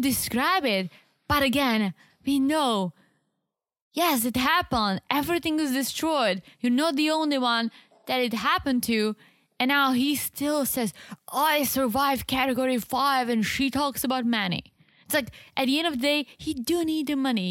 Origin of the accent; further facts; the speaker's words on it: South Moravian Region, Czechia; English is a second language; moved away; I'm from the Southeast, which is literally on the border with Slovakia and Austria